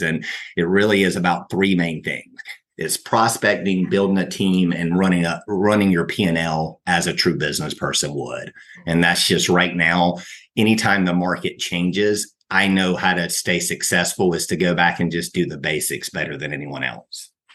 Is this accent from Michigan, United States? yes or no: no; Brunswick, Georgia, United States; also born or lived in Outer Banks, North Carolina / Athens, Georgia; now in Atlanta, United States; I was born in the Outer Banks of North Carolina and grew up in Brunswick, Georgia